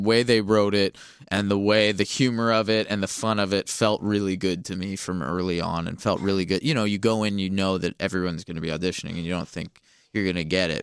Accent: Los Angeles, California, United States; I'm from Los Angeles

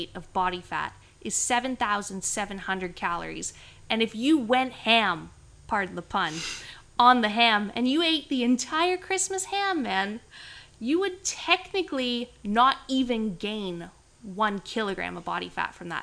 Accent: Canada; moved away; growing up in Canada

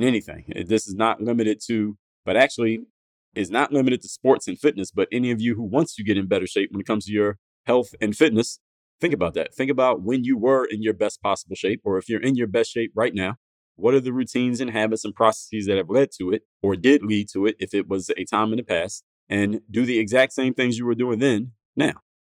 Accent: Philadelphia, Pennsylvania, United States; growing up in Philadelphia, my teen years

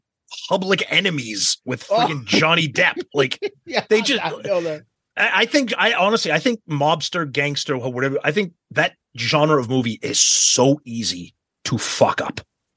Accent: Boston, Massachusetts, United States; That's because we're from Boston.

